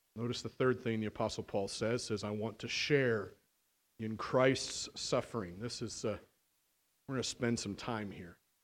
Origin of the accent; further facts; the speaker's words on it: United States